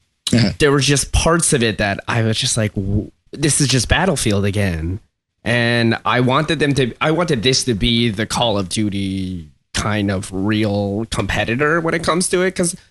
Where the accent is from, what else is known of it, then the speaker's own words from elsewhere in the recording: Philippines; English is a second language; Oh, like several. I come from the Philippines, you know.